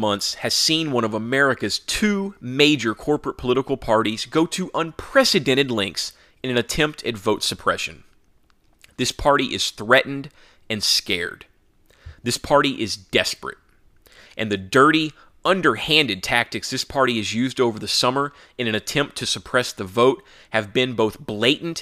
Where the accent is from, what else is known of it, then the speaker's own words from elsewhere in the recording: Texas, United States; my home state of Texas